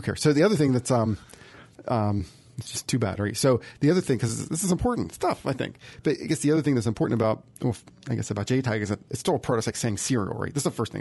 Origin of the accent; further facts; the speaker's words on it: United States; I'm an American